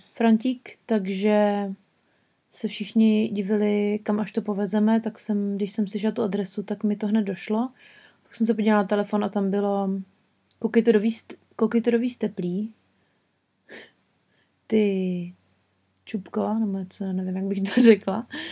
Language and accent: Czech; Czechia; moved away; jsme z České republiky